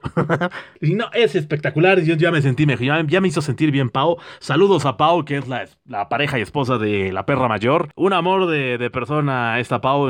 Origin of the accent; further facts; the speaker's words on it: Mexico; al menos en México somos bien fregones